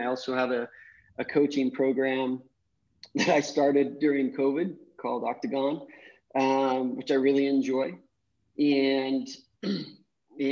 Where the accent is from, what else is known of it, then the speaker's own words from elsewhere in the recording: Salt Lake City, Utah, United States; moved away as an adult; now in Costa Rica; I'm from Salt Lake City, Utah, grew up doing a lot of outdoor activities